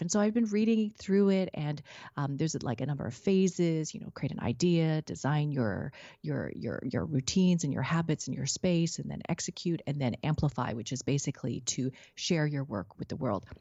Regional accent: Vancouver, British Columbia, Canada; now in Richmond, Canada; growing up in Vancouver.

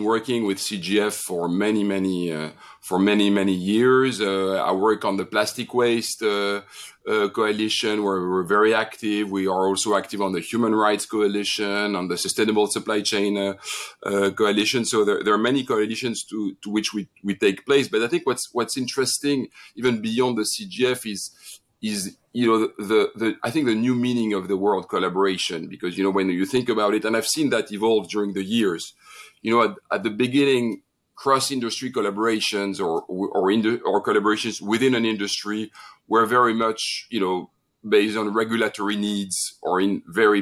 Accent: France; accent: French; English is a second language; also born or lived in Crete, Greece; I was raised in France

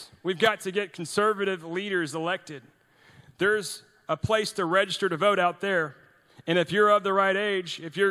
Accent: Sugar Land, Texas, United States; also born or lived in Norway; intern for a congressman in my hometown there in Sugar Land

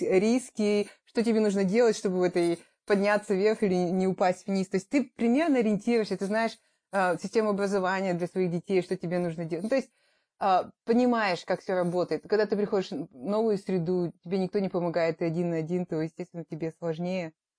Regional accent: Kazakhstan; moved away as an adult; also born or lived in Italy / Astana; now in Australia; мы вернулись в Казахстан

